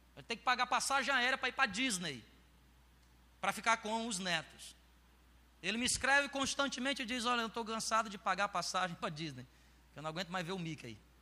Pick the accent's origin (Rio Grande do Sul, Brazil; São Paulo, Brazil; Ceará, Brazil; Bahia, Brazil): Ceará, Brazil; moved away; Eu nasci lá no Ceará